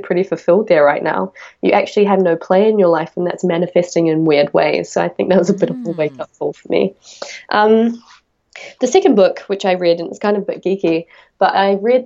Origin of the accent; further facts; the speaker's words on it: Auckland, New Zealand; where I'm from in my hometown, it's the biggest city in New Zealand